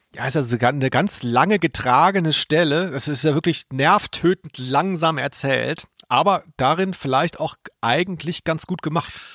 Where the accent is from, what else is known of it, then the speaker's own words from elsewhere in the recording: Ludwigsburg, Baden-Württemberg, Germany; Ludwigsburg, wo ich herkomme